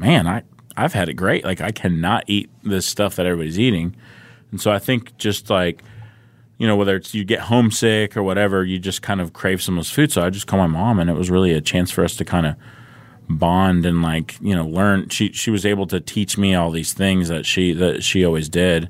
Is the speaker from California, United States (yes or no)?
yes; Southern California, United States; I grew up in Southern California